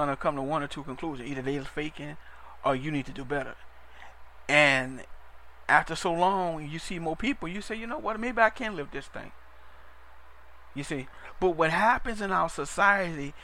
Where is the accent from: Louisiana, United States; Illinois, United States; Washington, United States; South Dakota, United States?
Louisiana, United States; New Orleans; I'm from Louisiana, so I'm from New Orleans